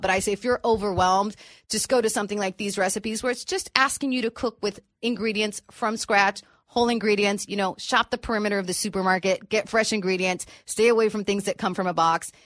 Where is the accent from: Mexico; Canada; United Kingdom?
Mexico; Tijuana, Baja California; also born or lived in San Diego, California, United States; I grew up living in Tijuana.